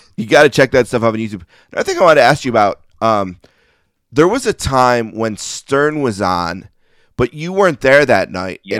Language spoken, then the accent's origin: English; Buffalo, New York, United States; I grew up in Buffalo